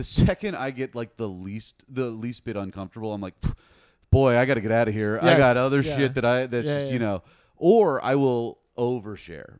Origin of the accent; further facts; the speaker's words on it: the South, United States; moved away; I didn't really have Jewish friends growing up in the South